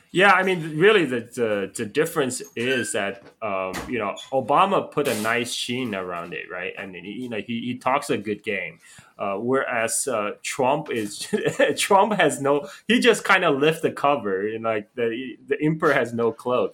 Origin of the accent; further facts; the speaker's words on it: Chongqing, China; also born or lived in Guangzhou; now in Bali, Indonesia; I went back to my hometown Chongqing